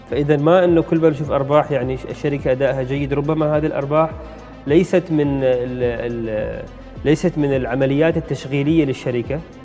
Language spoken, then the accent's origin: Arabic; Oman; نحن عندنا في الخليج نتكلم هنا ايضا في السلطنه